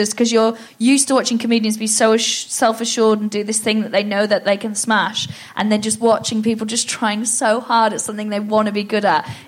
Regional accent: Wales, United Kingdom; I'm Welsh as well

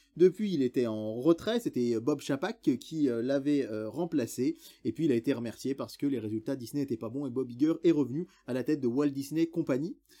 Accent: France; chez nous en France

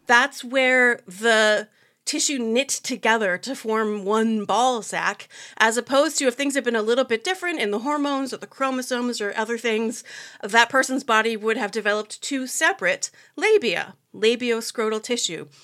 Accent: United States; I'm American, I live here

